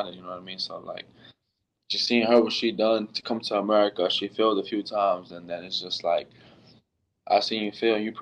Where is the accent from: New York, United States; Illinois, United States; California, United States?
New York, United States; New York City; I'm from New York City. I'm the first Mexican basketball player born in New York City to play for the Mexican national team